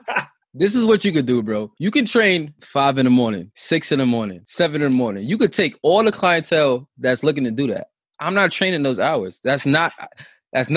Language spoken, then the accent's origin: English; New York City, New York, United States; we grew up in Southside Rockaway